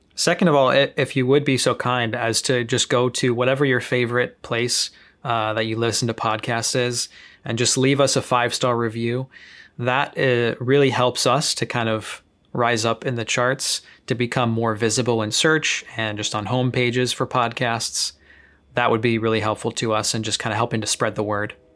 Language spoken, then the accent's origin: English; Chicago, Illinois, United States; moved away as an adult; back in my hometown in Chicago